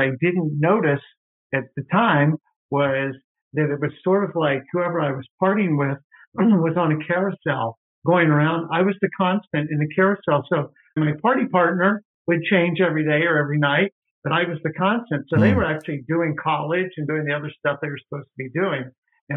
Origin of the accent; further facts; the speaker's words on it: Louisville, Kentucky, United States; also born or lived in New Orleans, Louisiana / Knoxville, Tennessee; now in Cincinnati, United States; we moved to Louisville, Kentucky when I was in grade school.